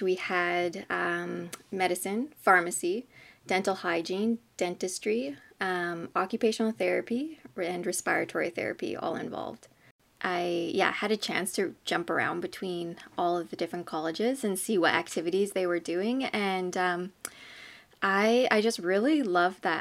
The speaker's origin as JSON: {"language": "English", "region": "southern Manitoba", "country": "Canada", "tie": "born or raised there", "said": "I grew up in a small southern Manitoba hamlet, I guess. It's called New Birth Hall"}